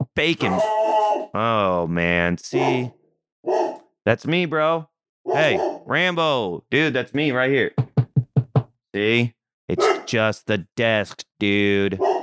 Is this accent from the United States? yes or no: yes; Southeast Missouri, United States; moved away; I'm from Southeast Missouri. I'm from the country.